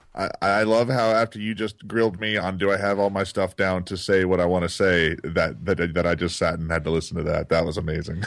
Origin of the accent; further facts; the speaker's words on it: Texas, United States; moved away; I grew up in Texas